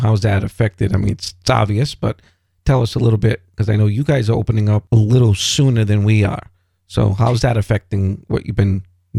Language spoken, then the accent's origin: English; Rhode Island, United States; We are originally from Rhode Island, the Rhode Island area.